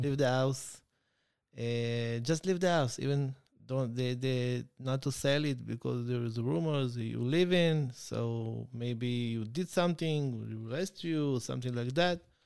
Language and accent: English; Beersheba, Southern District, Israel; English is a second language; I grew up in Beersheba